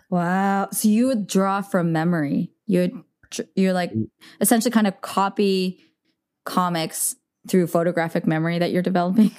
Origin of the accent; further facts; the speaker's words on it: Bay Area, California, United States; I grew up in the Bay